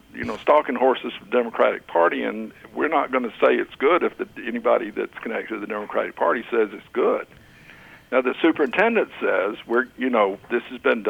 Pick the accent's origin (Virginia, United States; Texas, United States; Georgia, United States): Georgia, United States; Macon; I was raised in Macon, Georgia, one of the capitals of the lost cause